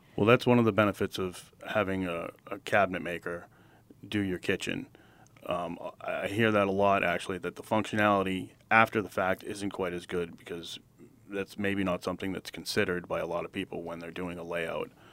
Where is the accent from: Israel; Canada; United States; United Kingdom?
United States; Wilmington, Massachusetts; I was born and raised in Wilmington.